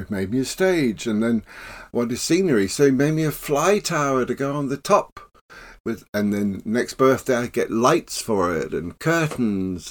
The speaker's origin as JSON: {"language": "English", "town": "Plymouth", "region": "South West England", "country": "United Kingdom", "tie": "born or raised there", "moved": "yes", "lives_now": "London, United Kingdom", "said": "I was growing up in Plymouth after the war."}